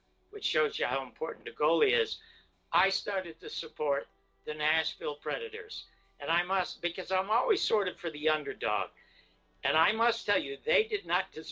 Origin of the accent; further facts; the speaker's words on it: Toronto, Ontario, Canada; now in Los Angeles, United States; Coming from Toronto, I grew up on Hockey Night in Canada with Foster Hewitt.